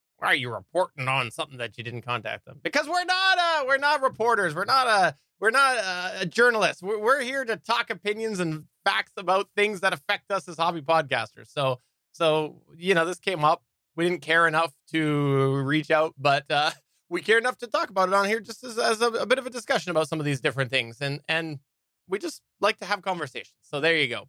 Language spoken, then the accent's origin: English; Canada; also born or lived in British Columbia; I am Canadian